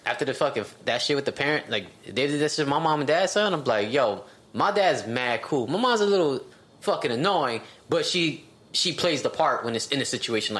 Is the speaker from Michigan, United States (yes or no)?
no; New York City, New York, United States; I'm from Queens.